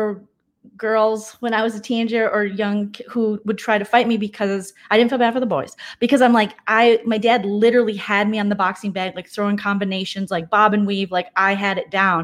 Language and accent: English; St. Paul, Minnesota, United States; I grew up in Minnesota, but I grew up in St. Paul